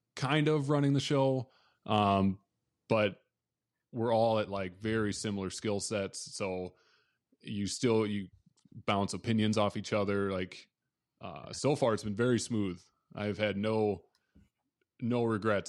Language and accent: English; Southwest Minnesota, United States; I grew up in Southwest Minnesota, a tiny town of about twelve hundred people